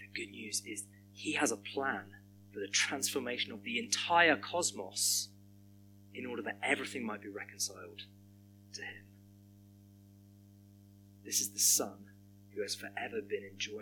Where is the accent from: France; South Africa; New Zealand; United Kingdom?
United Kingdom; Hampshire, South East England; moved away as an adult; now in Birmingham, United Kingdom; moving from where I grew up in Hampshire to the West Country